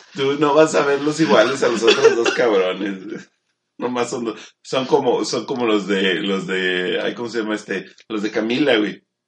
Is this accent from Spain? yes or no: no; Mexico; yo soy mexicano